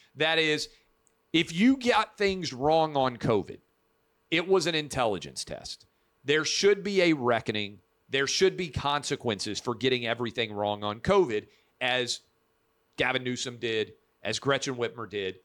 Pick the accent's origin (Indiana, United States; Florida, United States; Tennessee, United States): Tennessee, United States; I'm from Tennessee